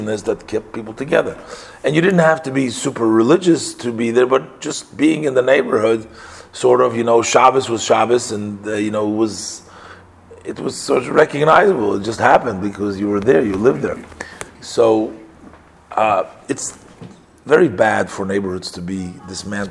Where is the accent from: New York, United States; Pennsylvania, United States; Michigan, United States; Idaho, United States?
New York, United States; New York City; I grew up together in the Rebbe's neighborhood in Brooklyn